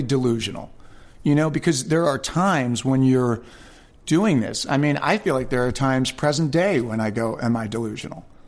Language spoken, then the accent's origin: English; Westchester County, New York, United States; I was born and raised in Westchester County, New York.